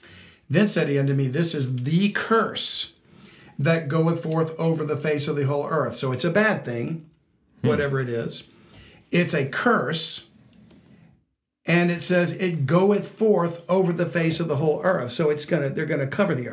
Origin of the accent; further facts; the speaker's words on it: Louisiana, United States; I'm from Louisiana